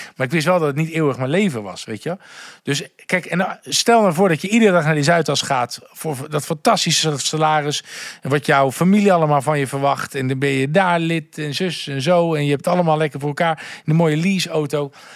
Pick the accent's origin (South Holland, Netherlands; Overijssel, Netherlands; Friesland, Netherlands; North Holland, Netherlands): South Holland, Netherlands; Gouda; now in Amsterdam, Netherlands; Ik kom uit Gouda en ik heb een onwijs fijn warm gezin